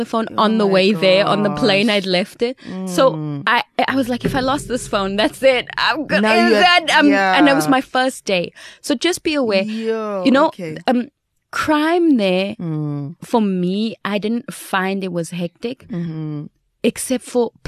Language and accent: English; Johannesburg, Gauteng, South Africa; I was from Joburg. I mean, crime capital here.